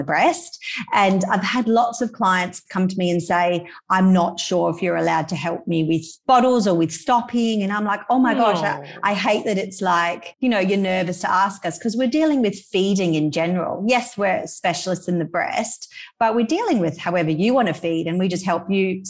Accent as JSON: {"language": "English", "town": "Perth", "region": "Western Australia", "country": "Australia", "moved": "as an adult", "lives_now": "Indonesia", "said": "We're from Perth. We live in Indonesia at the moment"}